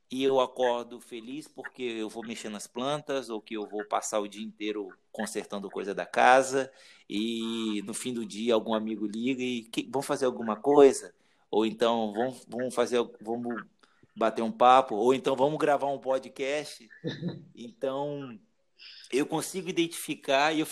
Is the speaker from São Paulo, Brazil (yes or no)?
no; Espírito Santo, Brazil; moved away as an adult; now in Curitiba, Brazil; E depois que eu, que eu, que eu saí do Espírito Santo, foi uma decisão de um mês, cara, e vim para Curitiba